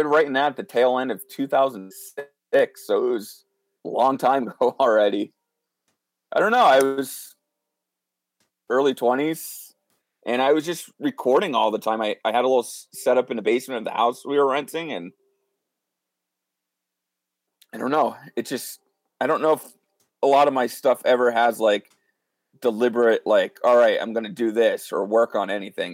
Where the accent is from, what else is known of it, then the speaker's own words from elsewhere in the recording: northeast Pennsylvania, United States; I'm from the northeast part of the state. Just I always tell everybody I'm from Wilkes-Barre just because that's where our music scene is here. But I live about 10 minutes south of Wilkes-Barre